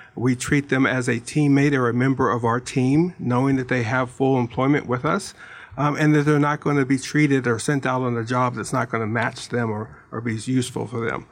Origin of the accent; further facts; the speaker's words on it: Pittsburgh, Pennsylvania, United States; now in Tucson, United States; I'm from Pittsburgh